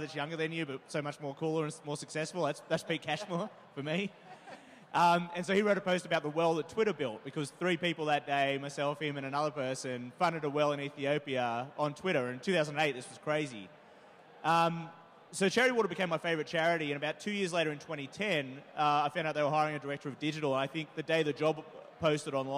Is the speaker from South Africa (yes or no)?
no; Australia; moved away as an adult; I'm originally from Australia